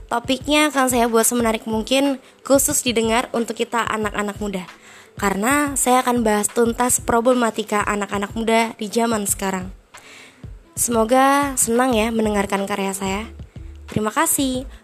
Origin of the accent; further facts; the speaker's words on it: Kalimantan, Indonesia; also born or lived in Semarang; Kalau ditanya saya asli mana, saya agak bingung saya jawabnya Sebab saya dilahirkan di Semarang, dibesarkan di Kalimantan Dan sekarang kuliahnya di Surabaya